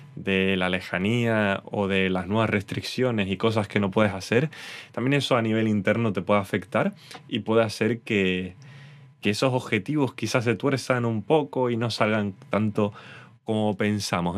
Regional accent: Canary Islands, Spain; soy canario

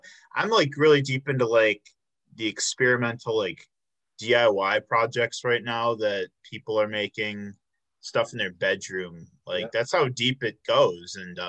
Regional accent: Illinois, United States; moved away as an adult; now in Milwaukee, United States; I'm from Illinois, but I also came up here for UWM 6 years ago.

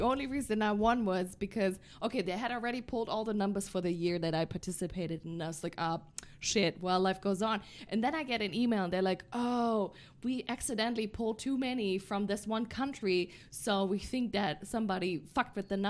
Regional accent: Germany; moved away; Born and raised in Germany.

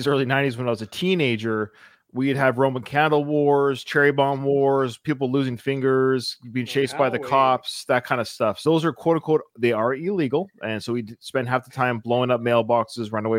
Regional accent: Pacific Northwest, British Columbia, Canada; I was born and raised in the Pacific Northwest for you Americans, like right above Seattle.

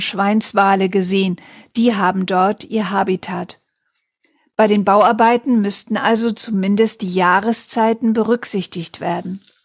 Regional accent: Wangerooge, Lower Saxony, Germany; Ich selbst bin auf Wangerooge groß geworden

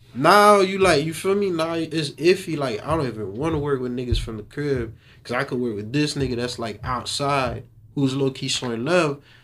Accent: Haiti; also born or lived in Little Haiti, Miami; now in North Miami, United States; I was born in Haiti. I came here in 2007. Mm-hmm. Ever since I came here, I stayed in Little Haiti for like five years before I moved to North Miami

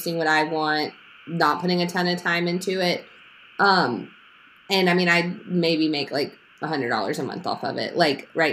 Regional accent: Memphis, Tennessee, United States; I grew up in Memphis.

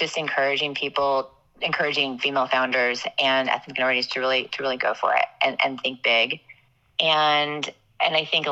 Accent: Midwest, United States; I grew up in the Midwest

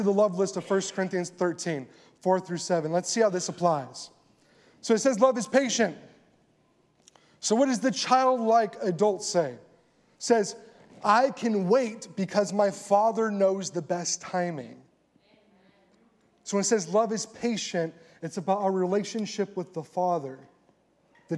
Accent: California, United States; moved away as an adult; also born or lived in Colorado; now in Texas, United States; I'm from California.

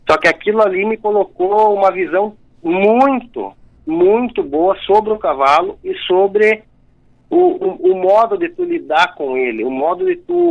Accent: Rio Grande do Sul, Brazil; como eu nasci e me criei no Rio Grande do Sul, na, na fronteira

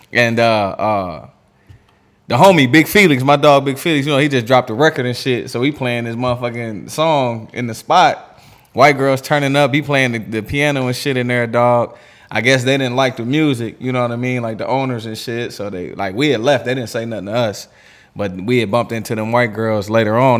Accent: Erie, Pennsylvania, United States; I grew up in Erie, bro, in the cut. It's down the street from Pittsburgh

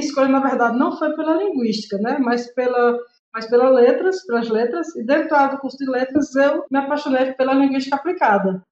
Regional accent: Vila Guassussê, Orós, Ceará, Brazil; na vila onde eu nasci, na Vila do Assunção

